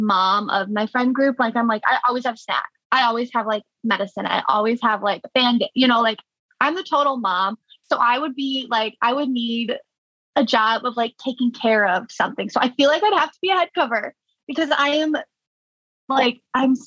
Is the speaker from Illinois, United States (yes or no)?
yes; Orland Park, Illinois, United States; I grew up in Orland Park. In the southwest suburbs, so not technically Chicago